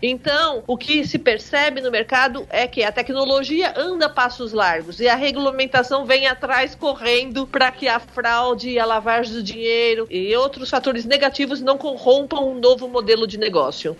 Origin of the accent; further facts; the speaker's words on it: Brazil; esse foi o preço que nós pagamos como brasileiros